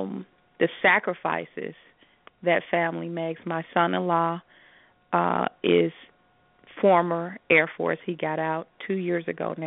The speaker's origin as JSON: {"language": "English", "town": "Chicago", "region": "Illinois", "country": "United States", "tie": "born or raised there", "moved": "yes", "lives_now": "Las Vegas, United States", "said": "Growing up in Chicago, in the Midwest"}